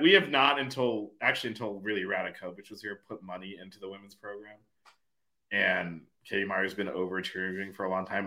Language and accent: English; Miami / South Florida, United States; we're both from Miami or from South Florida at least